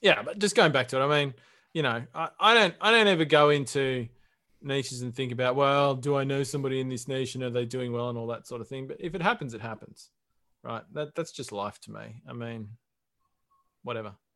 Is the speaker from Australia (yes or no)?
yes; Australia